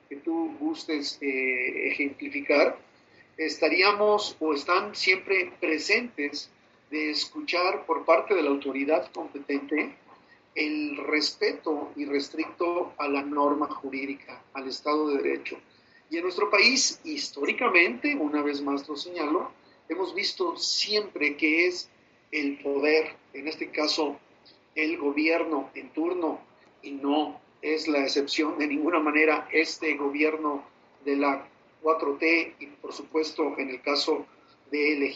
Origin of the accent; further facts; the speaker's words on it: Mexico; un derecho que tenemos todos los mexicanos y que está plasmado ni más ni menos en la constitución política